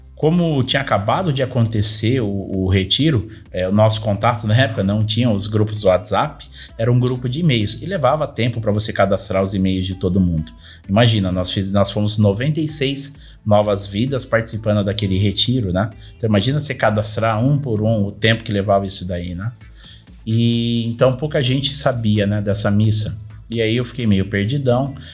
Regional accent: Paulínia, São Paulo, Brazil; tenho 36 anos, sou de Paulínia.

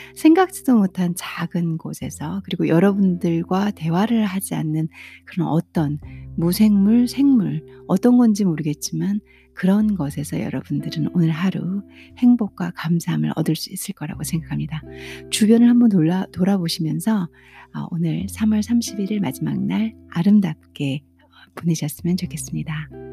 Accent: South Korea; first language Korean; 한국말이 제 모국어잖아요

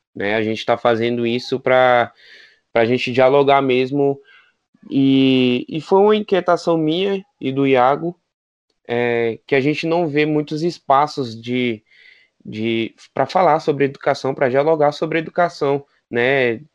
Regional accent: Federal District, Brazil; Sou daqui do DF

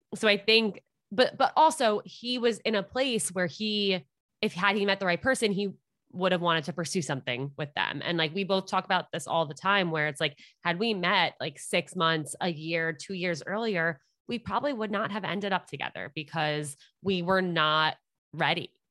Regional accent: Westchester, New York, United States; moved away as an adult; also born or lived in Upper East Side, New York City; now in New York City, United States; I grew up in Westchester, New York, and I now live on the Upper East Side

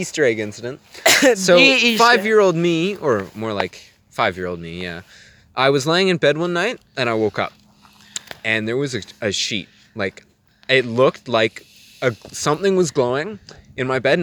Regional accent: Canada; I'm Canadian

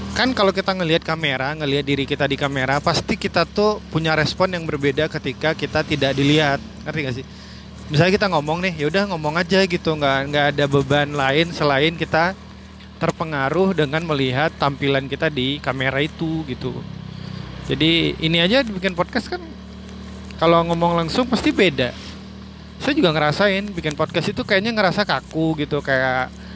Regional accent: Suger, West Sumatra, Indonesia; moved away as an adult; now in Padang, Indonesia; Suger itu nama kampung atau desa saya lahir dan dibesarkan

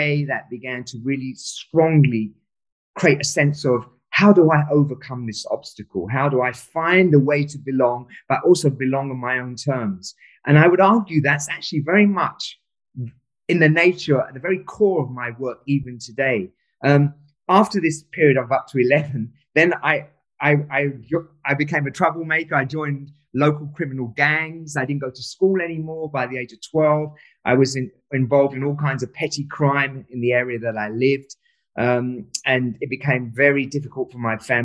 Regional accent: London, United Kingdom; also born or lived in Pakistan; We moved to London

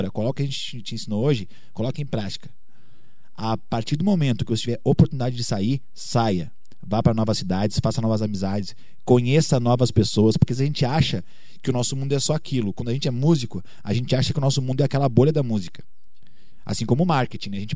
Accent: Curitiba, Paraná, Brazil; now in Belo Horizonte, Brazil; pô, vim lá de Curitiba, tô aqui em BH hoje

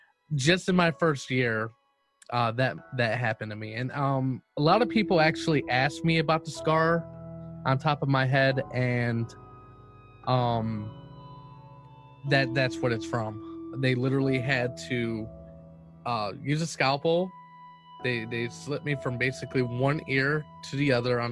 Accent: Cleveland, Ohio, United States; I'm from Cleveland, Ohio

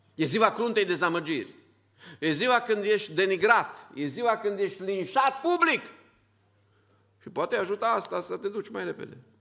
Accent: Romania; Suntem un grup din România

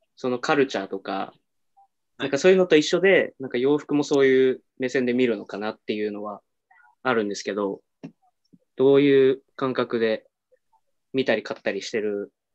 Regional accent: Aomori, Japan; also born or lived in Tokyo; now in Sendai, Japan; 僕青森出身なんですよ

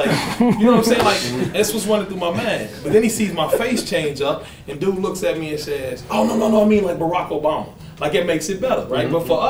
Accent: Kentucky, United States; we come from Kentucky.

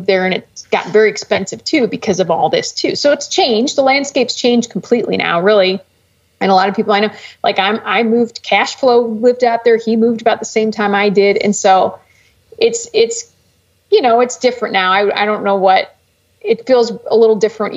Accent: Cleveland, Ohio, United States; moved away as an adult; also born or lived in Colorado; I'm originally from Ohio. So okay. I grew up in the Cleveland area

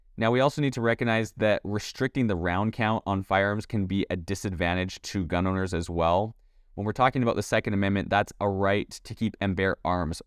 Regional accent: Canada; now in United States; I was born and raised in Canada.

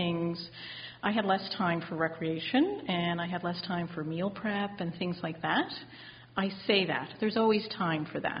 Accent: outside of Halifax, Nova Scotia, Canada; Just outside of Halifax. So it was a great outdoor living kind of lifestyle.

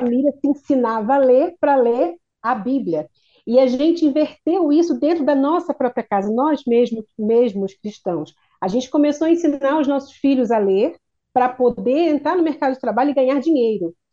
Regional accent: Duque de Caxias, Rio de Janeiro, Brazil; moved away; Eu sou de Caxias

